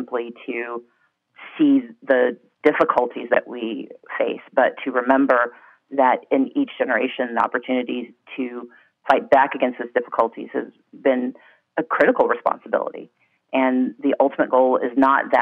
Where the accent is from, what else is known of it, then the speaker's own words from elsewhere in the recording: Deep South, United States; I grew up in the Deep South